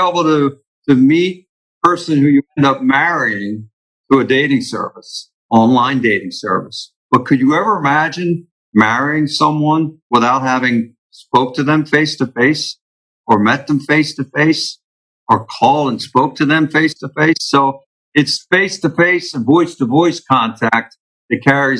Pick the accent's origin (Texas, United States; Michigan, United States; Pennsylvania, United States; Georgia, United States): Pennsylvania, United States; Philadelphia; moved away as an adult; now in Florida, United States; we grew up in Philadelphia